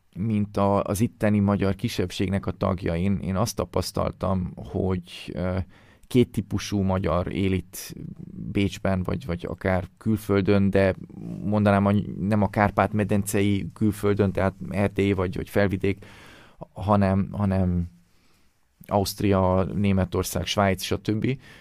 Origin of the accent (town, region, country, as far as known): Hungary